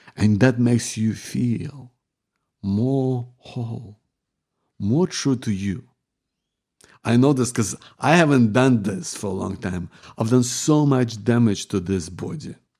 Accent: Ukraine; moved away; we're from Ukraine

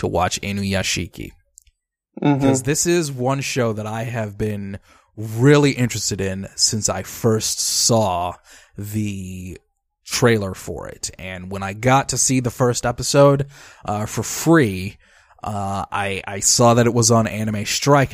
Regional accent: Detroit, Michigan, United States; my hometown of Detroit, Michigan

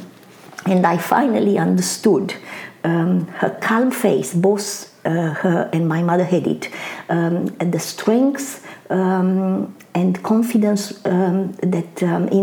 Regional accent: Bucharest, Romania; English is a second language; moved away as an adult; also born or lived in Constanța, Romania; now in Australia; I was born in Bucharest in Romania. However, I spent the early years of my childhood mainly en route to my grandmother, who lived in a town by the Black Sea called Constanța or Constanța.

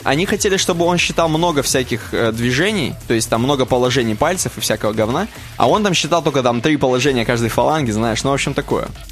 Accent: Chelyabinsk, Chelyabinsk Oblast, Russia; мы из Челябинска

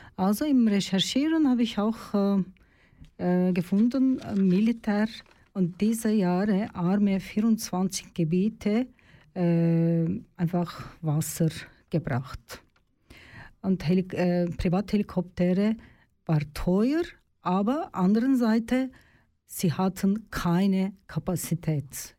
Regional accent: Turkey; German is a second language; moved away as an adult; now in Switzerland; in meinem Heimatland in der Türkei

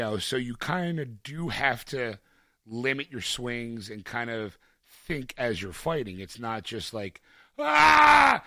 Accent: Philadelphia, Pennsylvania, United States; my hometown

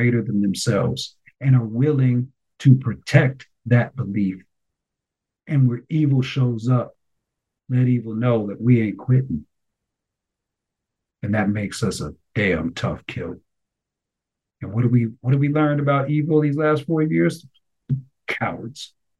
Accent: United States

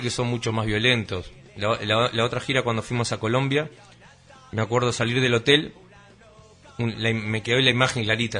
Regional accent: Uruguay; uno como, uruguayo

